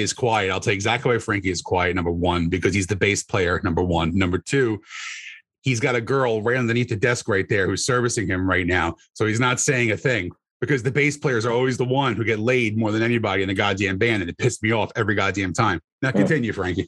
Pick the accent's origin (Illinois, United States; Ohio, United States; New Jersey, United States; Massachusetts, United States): New Jersey, United States; Bayonne; moved away as an adult; also born or lived in Union City, New Jersey; now in Central New Jersey, United States; I lived in Hudson County my entire life. So I was in uh, Union City and then Bayonne.